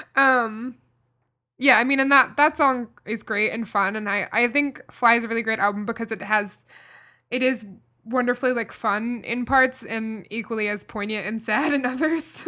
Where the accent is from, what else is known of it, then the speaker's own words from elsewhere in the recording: Kentucky, United States; a girl growing up in Kentucky